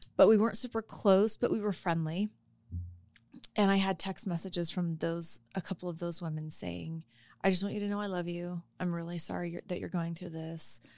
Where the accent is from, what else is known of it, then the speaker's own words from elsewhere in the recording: Colorado, United States; I was born and raised in Colorado, and I've never known anything else